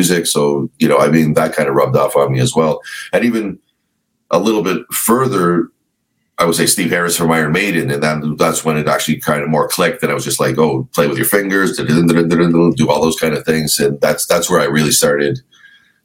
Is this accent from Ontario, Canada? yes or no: yes; Toronto, Ontario, Canada; Just right next to Toronto, like a little place, Scarborough